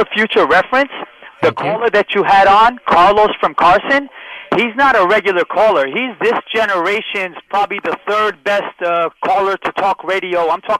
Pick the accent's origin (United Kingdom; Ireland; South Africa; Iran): Iran; moved away; I'm from the Islamic Republic of Iran, been here since 71, never lived in America, never met an American. I'm on stolen land, Turtle Island.